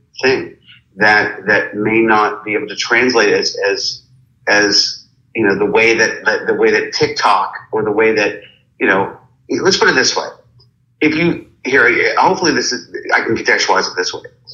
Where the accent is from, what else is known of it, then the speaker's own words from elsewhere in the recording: Pittsburgh, Pennsylvania, United States; growing up in Pittsburgh